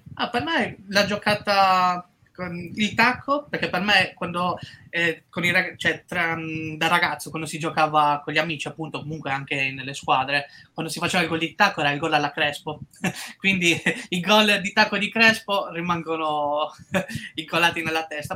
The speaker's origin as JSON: {"language": "Italian", "town": "Cagliari", "region": "Sardinia", "country": "Italy", "tie": "born or raised there", "said": "da ragazzino qua a Cagliari"}